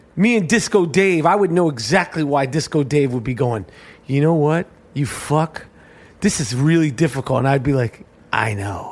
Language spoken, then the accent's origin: English; New York City, New York, United States; We grew up in New York City in the seventies and eighties